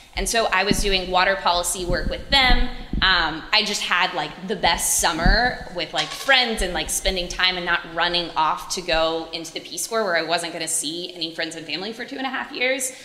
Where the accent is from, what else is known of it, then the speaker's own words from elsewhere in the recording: Clemson, South Carolina, United States; moved away; I was from a little town called Clemson.